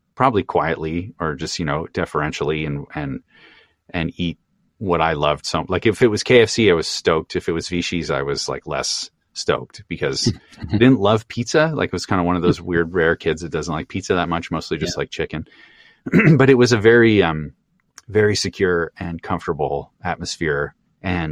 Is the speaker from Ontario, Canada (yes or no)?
no; Kirkland, Quebec, Canada; now in Toronto, Canada; I'm from a town called Kirkland, which is one of a bunch of municipalities that it makes up this West Island kind of suburbs